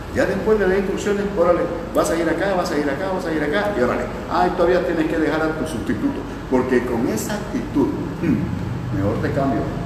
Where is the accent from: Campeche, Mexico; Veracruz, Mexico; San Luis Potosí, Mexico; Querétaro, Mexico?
Campeche, Mexico; Palizada; moved away; de mi tierra palizada